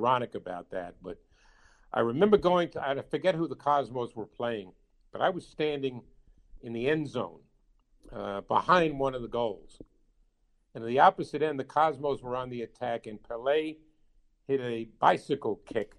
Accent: New York, United States; as a guy growing up in New York

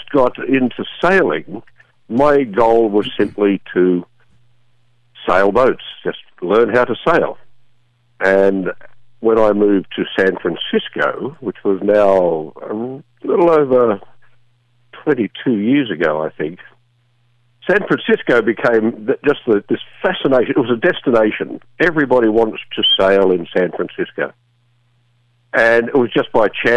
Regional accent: Sydney, New South Wales, Australia; moved away as an adult; now in United States; I was born in Australia, grew up there most of my time. But I moved over to the U.S. here about 30 years ago

